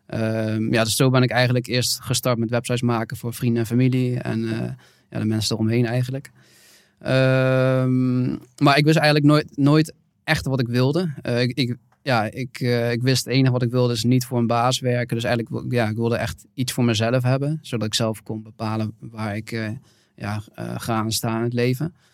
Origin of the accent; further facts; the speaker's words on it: Nijmegen, Gelderland, Netherlands; ik, ik kom uit Nijmegen, geboren en getogen.